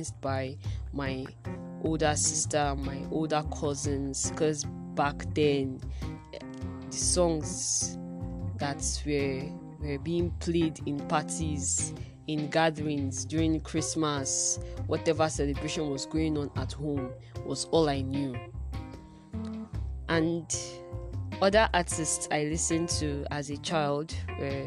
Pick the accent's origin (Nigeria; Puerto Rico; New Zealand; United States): Nigeria; Being an African that lives in Africa, being a Nigerian that lives in Nigeria, having never left the country